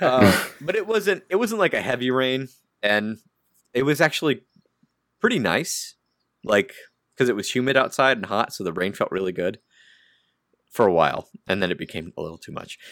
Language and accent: English; United States; I'm American